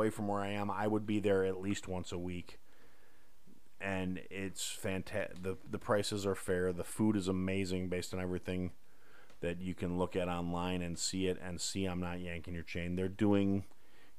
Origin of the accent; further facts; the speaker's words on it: Kenosha, Wisconsin, United States; my hometown, recently in the news due to a lot of really rotten reasons. Kenosha, Wisconsin